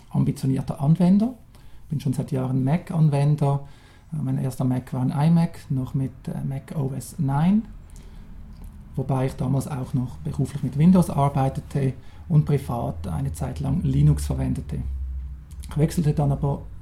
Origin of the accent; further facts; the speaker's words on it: Switzerland; Wie man hört, ich bin Schweizer. Ich wohne hier ganz in der Nähe, ebenfalls im Kanton Zürich.